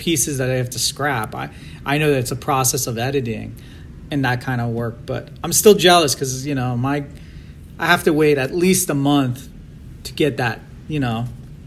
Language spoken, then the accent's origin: English; Virginia, United States; also born or lived in Iran; I grew up in Virginia, right outside of DC